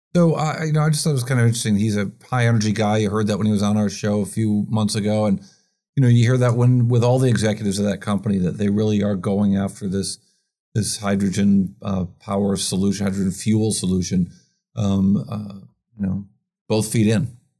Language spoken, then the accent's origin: English; Rochester, New York, United States; Rochester, New York, my, my hometown